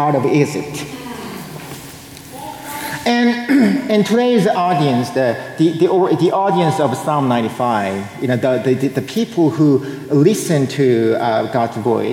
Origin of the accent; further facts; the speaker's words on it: South Korea; moved away; I was born and raised in South Korea.